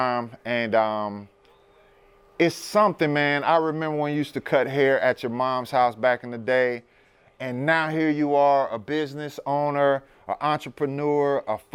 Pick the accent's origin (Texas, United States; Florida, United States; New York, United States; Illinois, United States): Florida, United States; Sarasota; moved away as an adult; I left Sarasota back in 1990 and joined the military